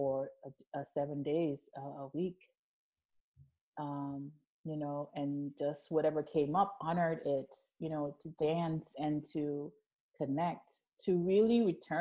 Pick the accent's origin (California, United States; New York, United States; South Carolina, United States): New York, United States; New York City; also born or lived in Jamaica; I'm from Jamaica originally, was born there, raised mostly in Brooklyn